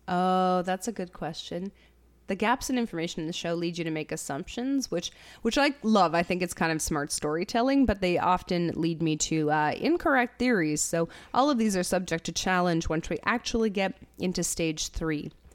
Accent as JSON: {"language": "English", "country": "Canada", "said": "as a Canadian"}